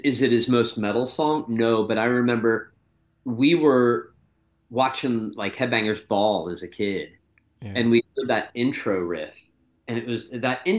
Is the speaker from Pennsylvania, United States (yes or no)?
yes; Pennsylvania, United States; growing up in Pennsylvania